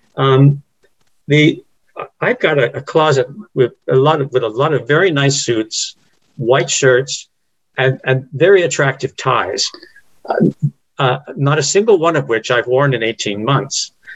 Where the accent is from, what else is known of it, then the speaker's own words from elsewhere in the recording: England, United Kingdom; moved away; when I grew up in England, it's the local team